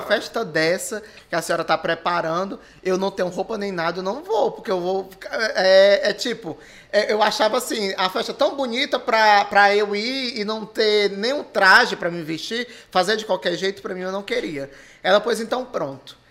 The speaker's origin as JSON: {"language": "Portuguese", "town": "Maracanaú", "region": "Ceará", "country": "Brazil", "tie": "born or raised there", "said": "eu sou filho nato de Maracanaú, nasci em Maracanaú. E moro até hoje"}